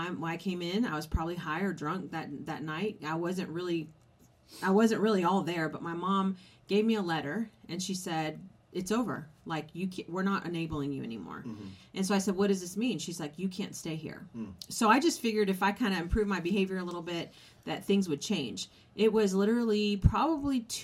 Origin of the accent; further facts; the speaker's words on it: California, United States; I was raised in California.